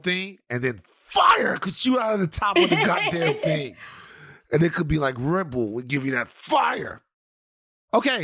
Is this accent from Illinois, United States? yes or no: no; Louisiana, United States; I am from Louisiana